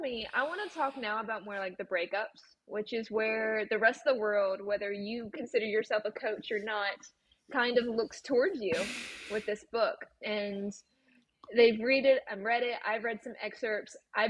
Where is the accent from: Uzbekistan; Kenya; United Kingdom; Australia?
United Kingdom; Scotland; now in United States; I am actually Scottish based. So